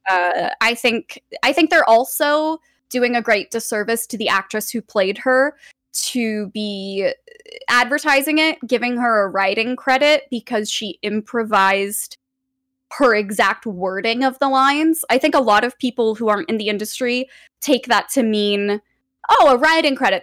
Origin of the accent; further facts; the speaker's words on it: Los Angeles, California, United States; I'm born and raised here. I've lived here for almost twenty-eight years now.